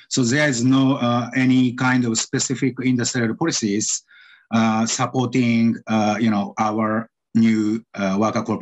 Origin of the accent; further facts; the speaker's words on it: Japan; also born or lived in Yokohama / Tokyo / Osaka / New York City; So I was born in Yokohama City in Japan and I grew up in several cities such as uh, Tokyo, Osaka, and New York City.